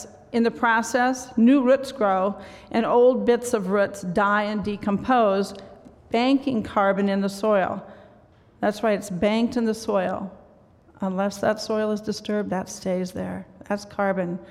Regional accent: Pocahontas, Iowa, United States; growing up in Northwest Iowa in Pocahontas.

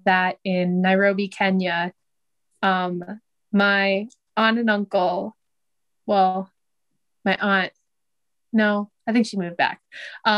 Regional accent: Iowa City, Iowa, United States; I born and raised in Iowa City. Yeah, so I've been here my whole life

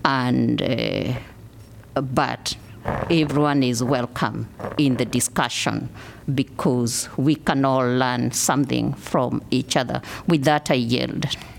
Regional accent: Kenya; now in Iowa City, United States; I came from Kenya, moving into Iowa City. Yesterday, Kenya celebrated what we call Mashujaa Day.

